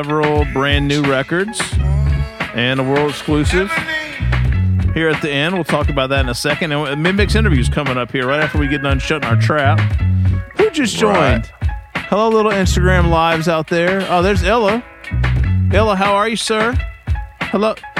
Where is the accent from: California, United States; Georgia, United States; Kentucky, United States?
Kentucky, United States; Glasgow; moved away; I'm from Glasgow, Kentucky. The county that I'm from is named Baron